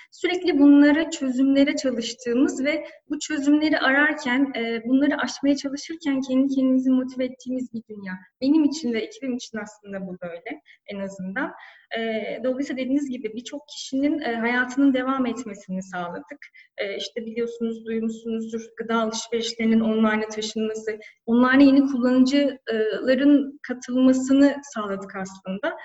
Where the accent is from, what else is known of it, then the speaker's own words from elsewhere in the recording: Antalya, Turkey; moved away as an adult; also born or lived in İzmir; now in Istanbul, Turkey; ben Antalyalıyım, 36 yaşındayım.